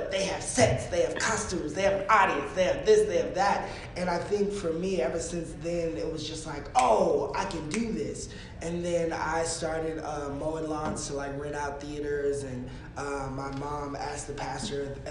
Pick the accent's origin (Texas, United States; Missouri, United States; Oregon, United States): Texas, United States; Hurst; I grew up in Hearst, Texas